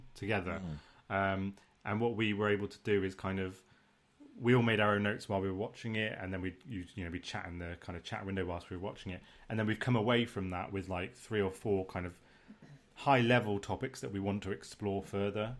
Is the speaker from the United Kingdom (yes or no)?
yes; United Kingdom; we're British